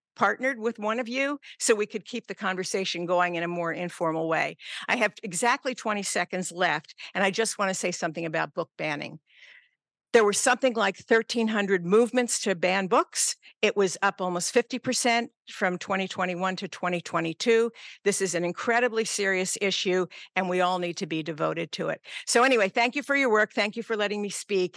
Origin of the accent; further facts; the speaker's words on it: Pottstown, Pennsylvania, United States; moved away as an adult; now in San Francisco, United States; my small hometown in Pennsylvania